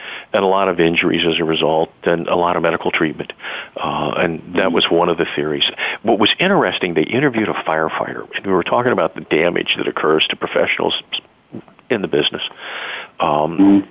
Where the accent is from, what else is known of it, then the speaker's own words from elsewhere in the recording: Laurel, Maryland, United States; I grew up a block away from the firehouse in Laurel, in my hometown of Maryland, where my family's been for generations